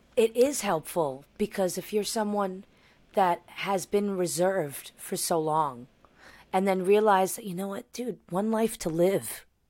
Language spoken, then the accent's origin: English; New York, United States; I'm from New York